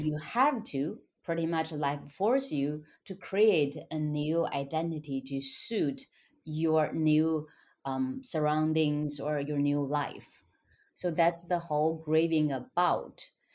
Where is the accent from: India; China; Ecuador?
China; English is a second language; moved away as an adult; also born or lived in Shanghai; now in United States; I was born and raised in China in poverty